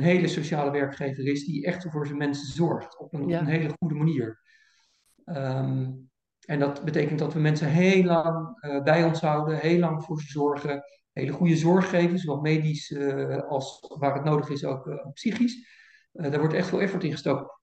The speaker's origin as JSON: {"language": "Dutch", "town": "Voorburg", "region": "South Holland", "country": "Netherlands", "tie": "born or raised there", "also_born_or_lived": "Kampen", "said": "Ik ben in 1962 eh, geboren in eh, Kampen, maar ik ben opgegroeid in Voorburg bij, bij Den Haag"}